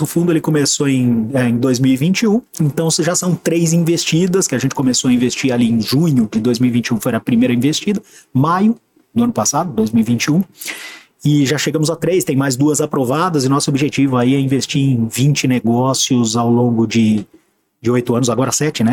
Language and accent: Portuguese; Santos, São Paulo, Brazil; moved away; also born or lived in São Carlos / Joinville; eu sou santista, eu sou nascido em 1975